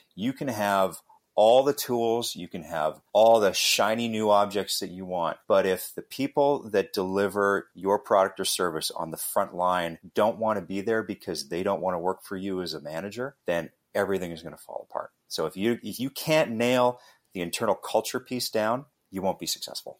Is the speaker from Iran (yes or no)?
no; Western Canada, Canada; born and raised in Canada, Western Canada